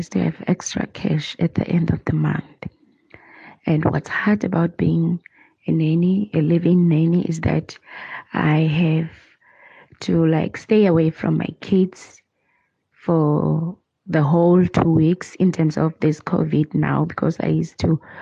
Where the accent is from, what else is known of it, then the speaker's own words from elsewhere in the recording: Sebokeng, Gauteng, South Africa; moved away as an adult; now in Kyalami, South Africa; I'm from Sebokeng in the Val Triangle, but currently I'm a live-in nanny at Kyalami.